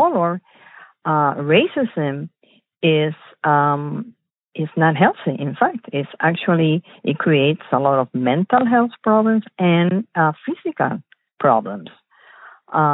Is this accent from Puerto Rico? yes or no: yes; Puerto Rico; moved away as an adult; also born or lived in Chicago, Illinois, United States; now in United States; I was born in Chicago from Puerto Rican parents, and then we moved back to the island. So I grew up in Puerto Rico, and then I came back for studying to the United States